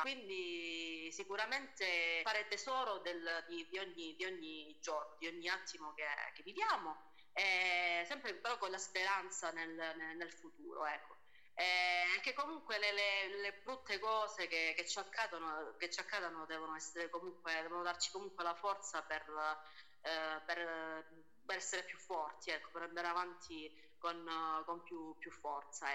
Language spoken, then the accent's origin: Italian; Lamezia Terme, Calabria, Italy; also born or lived in Umbria; sono nata in Umbria, sì sì, però ho sempre vissuto qua, quindi diciamo che la Calabria è la mia terra